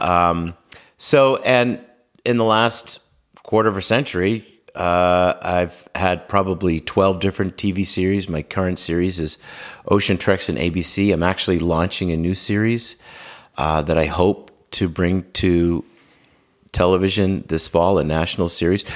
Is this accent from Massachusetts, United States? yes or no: yes; Norwell, Massachusetts, United States; I grew up in Norwell, Massachusetts, and have lived in the South Shore my entire life